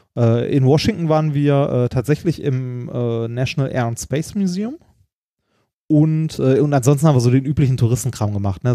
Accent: Essen, North Rhine-Westphalia, Germany; in meine alte Heimat zurückkomme, mhm. ne, nach Essen, in den Stadtteil, wo ich aufgewachsen bin

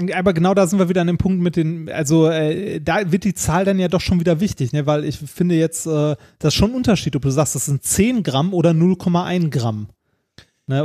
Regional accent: Essen, North Rhine-Westphalia, Germany; nahe der Stadt Stadtteils, wo ich aufgewachsen bin, äh, und zwar an der Grenze zwischen Stadtmitte und Altendorf.

